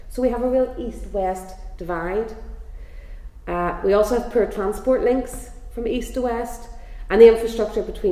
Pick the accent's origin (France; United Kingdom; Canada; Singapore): United Kingdom; Northern Ireland; Northern Irish, something that maybe we can all call ourselves